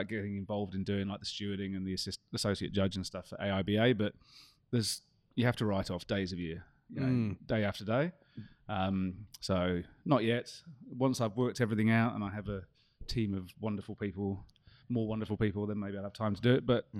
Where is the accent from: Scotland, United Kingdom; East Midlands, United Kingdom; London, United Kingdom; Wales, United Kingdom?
Scotland, United Kingdom; despite this awful accent I have, I'm actually Scottish, so I was quite pleased.